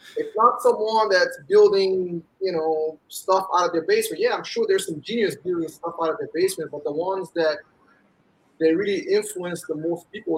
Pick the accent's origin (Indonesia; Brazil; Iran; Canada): Brazil; Rio de Janeiro; moved away as an adult; also born or lived in New York, United States; now in United States; I grew up in Rio, and I moved back up here when I was 20